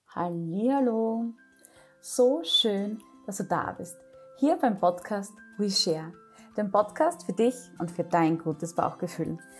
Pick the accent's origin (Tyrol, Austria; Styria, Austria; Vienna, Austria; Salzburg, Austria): Styria, Austria; bei uns in der Steiermark, bei der MedUni Graz